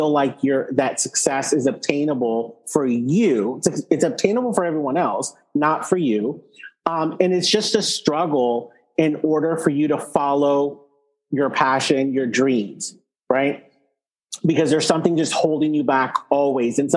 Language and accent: English; Texas, United States; I grew up, you know, I'm Texan